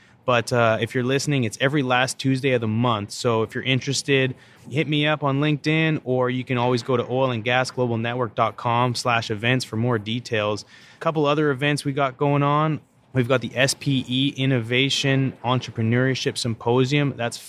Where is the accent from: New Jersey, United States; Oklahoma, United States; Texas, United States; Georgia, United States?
Texas, United States; Houston; Yeah, I'm from Houston. I don't even know the name.